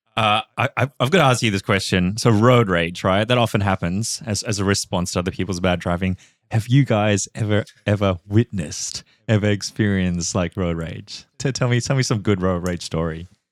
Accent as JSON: {"language": "English", "country": "Singapore", "tie": "born or raised there", "moved": "yes", "said": "I grew up in Singapore"}